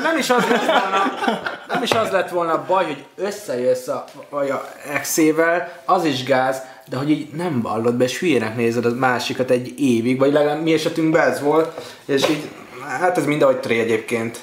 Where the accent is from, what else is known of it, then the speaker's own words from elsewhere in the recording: Hungary; valahol itt a környéken, de nem Budapest miatt, csak én eleve itt nőttem fel, nem messzem